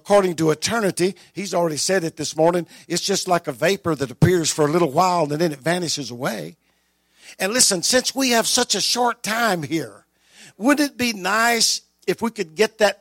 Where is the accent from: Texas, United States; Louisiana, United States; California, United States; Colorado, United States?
Louisiana, United States; Delhi; also born or lived in Epps, Louisiana; I was born in Delhi in the hospital on October the 4th